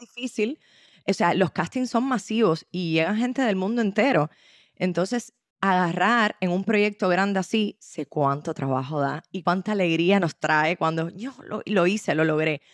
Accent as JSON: {"language": "Spanish", "country": "Cuba", "said": "a las cubanas y a los cubanos nos identifican"}